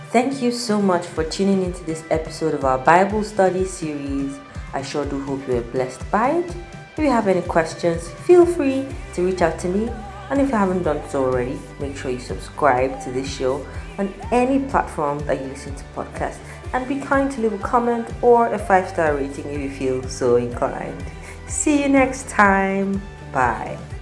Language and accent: English; Nigeria; I am Nigerian